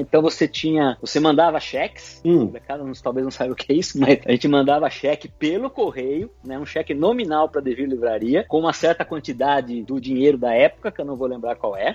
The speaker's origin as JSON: {"language": "Portuguese", "town": "Piracicaba", "region": "São Paulo", "country": "Brazil", "said": "eu não sou de São Paulo, sou do interior, sou de Piracicaba"}